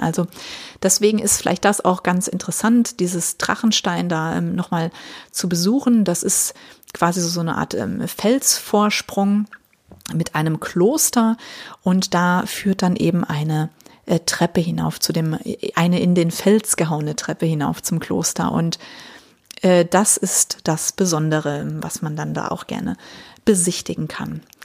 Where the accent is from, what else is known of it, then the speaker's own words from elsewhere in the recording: Germany; Bei uns in Deutschland sagt man das so.